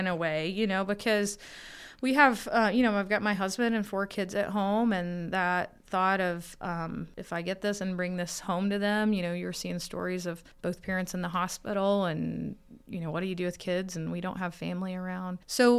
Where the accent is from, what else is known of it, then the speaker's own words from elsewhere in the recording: Kentucky, United States; Yeah, Kentucky. So northeastern Kentucky, where Ohio and West Virginia and Kentucky come together.